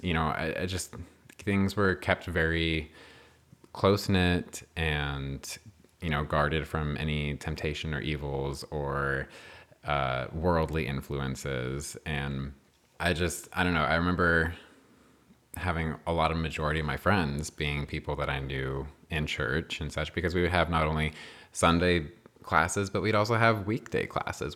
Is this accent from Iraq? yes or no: no; New Mexico, United States; I was born and raised in New Mexico